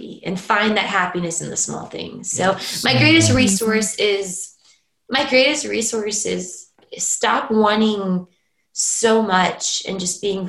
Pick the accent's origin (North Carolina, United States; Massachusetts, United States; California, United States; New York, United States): California, United States; moved away as an adult; now in Norway; as a Californian